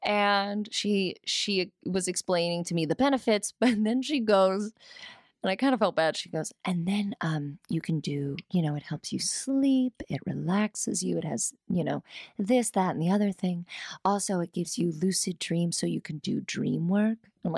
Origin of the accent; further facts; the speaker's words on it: New York, United States; I'm such a New Yorker.